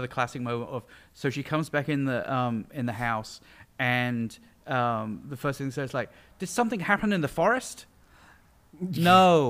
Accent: England, United Kingdom; moved away; yes, I'm from England.

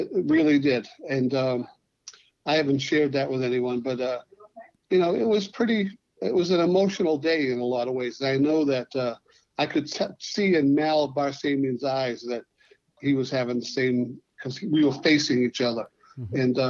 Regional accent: United States; I do feel very strongly that I'm an American, but I'm an Armenian American

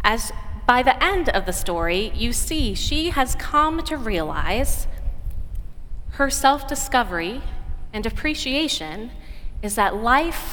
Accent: Oregon, United States; an Oregonian woman from my home state

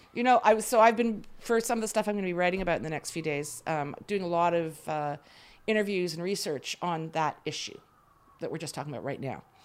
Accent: Canada; moved away as an adult; now in Israel; I grew up in Canada. I lived there most of my life

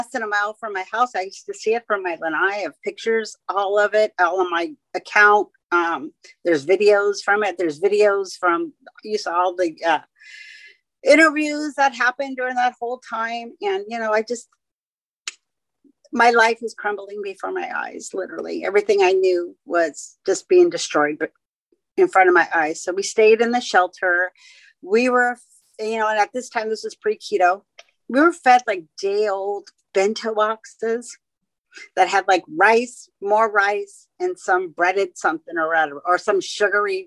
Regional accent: San Francisco, California, United States; moved away; also born or lived in Hawaii; I was born and raised in San Francisco

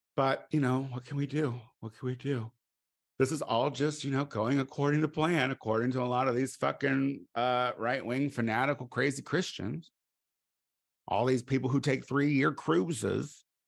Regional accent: United States; me as an American

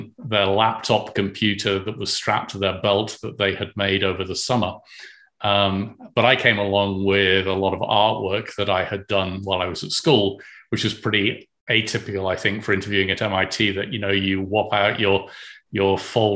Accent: United Kingdom; moved away; when I went to school in the UK, I went to King Edward School

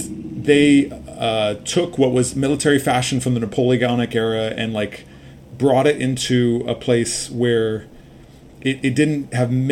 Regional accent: Los Angeles, California, United States; I grew up in Los Angeles

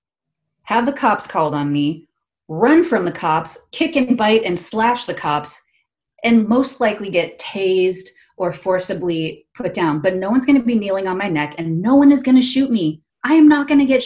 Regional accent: Arizona, United States; moved away as an adult; It's like Arizona

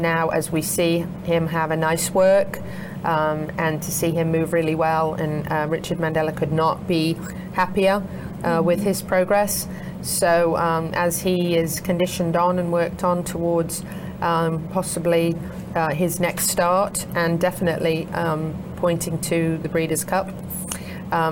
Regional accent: United Kingdom; now in Ocala, United States; I'm a Brit

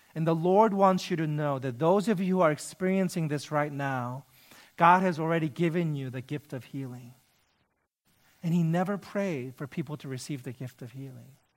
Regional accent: United States; I'm Korean American.

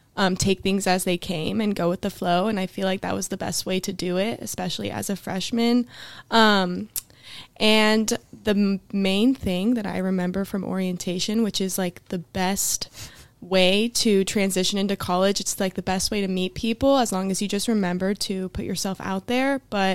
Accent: Fresno, California, United States; I'm from Fresno, California

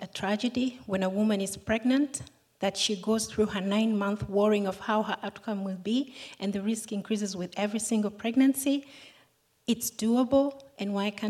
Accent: Tanzania; I'm from Tanzania

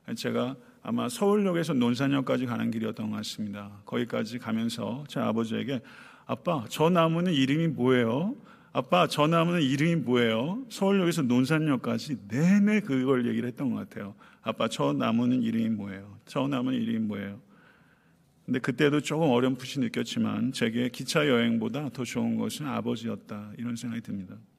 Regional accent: Buyeo, South Chungcheong, South Korea; moved away; 내 고향 부여 동남이

